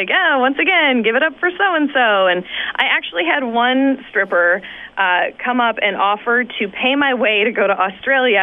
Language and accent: English; Saskatoon, Saskatchewan, Canada; moved away as an adult; also born or lived in The Pas, Manitoba / North Battleford, Saskatchewan / Calgary, Alberta; now in Toronto, Canada; growing up in Saskatoon